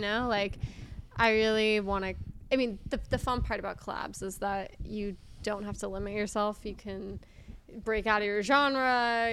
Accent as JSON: {"language": "English", "town": "Manhattan Beach", "region": "California", "country": "United States", "tie": "born or raised there", "also_born_or_lived": "Nashville, Tennessee", "moved": "as an adult", "said": "I grew up in, like, a very safe beach town area, but the public schools are awesome"}